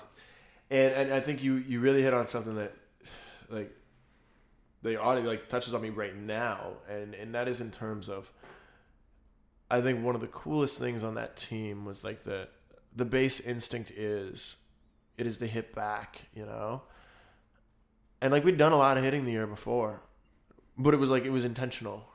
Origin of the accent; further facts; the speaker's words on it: United States; We're American